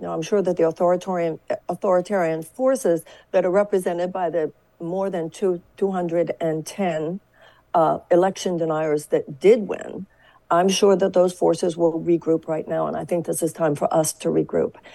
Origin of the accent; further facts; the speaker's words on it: Texas, United States; I come from Texas